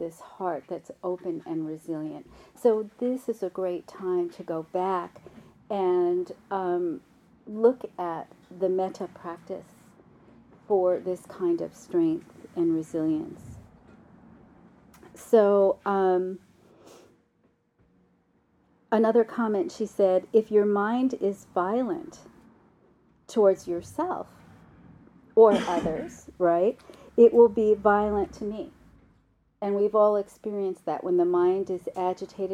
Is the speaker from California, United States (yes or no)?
no; New York City, New York, United States; accent: New York; I grew up in New York in the 60s